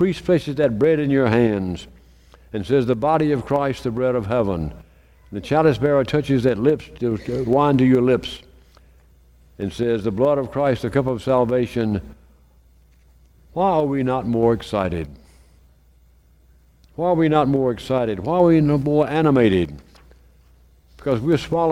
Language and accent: English; Meridian, Mississippi, United States; when I was growing up in St. Paul's in Meridian, we had communion